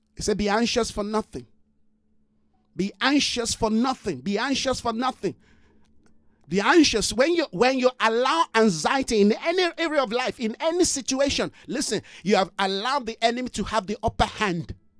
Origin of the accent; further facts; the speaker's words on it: Nigeria; moved away; I'm a Nigerian.